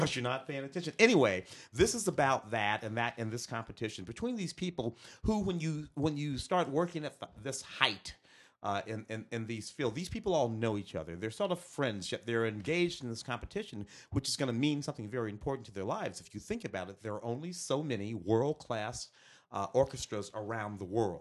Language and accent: English; St. Louis, Missouri, United States; moved away; I'm from the Midwest. I'm from Saint Louis